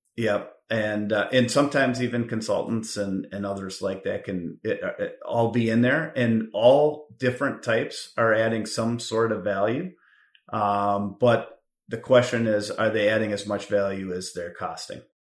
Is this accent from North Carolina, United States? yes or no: no; Richfield, Minnesota, United States; moved away as an adult; also born or lived in Wisconsin; now in Chicago, United States; I grew up in Minnesota, proud Richfield Spartan